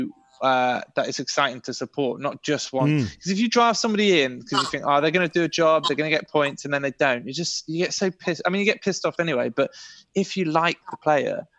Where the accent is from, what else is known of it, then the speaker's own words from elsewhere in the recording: Harrogate, Yorkshire and the Humber, United Kingdom; I grew up in Harrogate